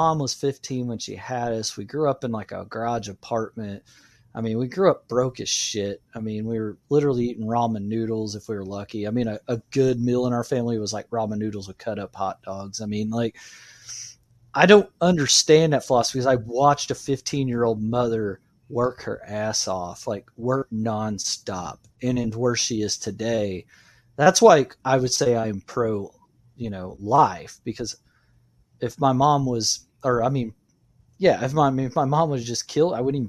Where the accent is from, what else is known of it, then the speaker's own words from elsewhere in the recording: United States; I'm an American.